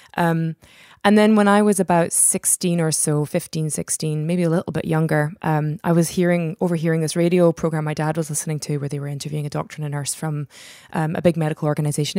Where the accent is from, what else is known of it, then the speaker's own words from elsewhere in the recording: Scotland, United Kingdom; also born or lived in United States / Netherlands; I was born in the States. My mom's from Belgium. We lived in the Netherlands until I was about eight or so, and then we came over here. So we've been in Scotland for the best, most part of my life